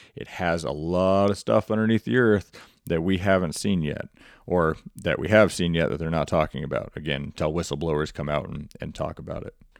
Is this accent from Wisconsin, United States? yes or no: no; Montana, United States; my home state of Montana